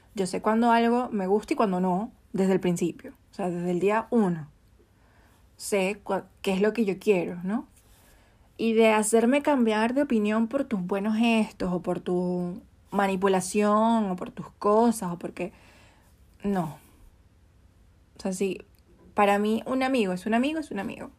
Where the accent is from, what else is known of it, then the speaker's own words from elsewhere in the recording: Venezuela; now in Chile; Yo soy venezolana